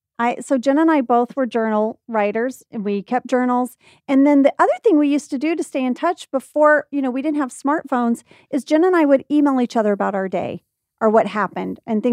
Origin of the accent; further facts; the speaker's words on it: Indonesia; And then I told you that I grew up in Indonesia and you didn't believe me at first.